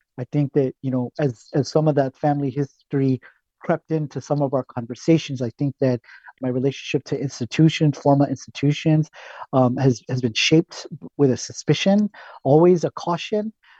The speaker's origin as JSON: {"language": "English", "region": "California", "country": "United States", "tie": "born or raised there", "said": "You know, I grew up here in Southern California. And so, you know, I heard a lot of Spanish, a lot of Barrio Spanish, right?"}